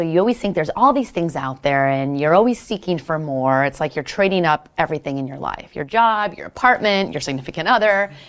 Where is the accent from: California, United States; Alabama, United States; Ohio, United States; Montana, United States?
Montana, United States; now in San Francisco, United States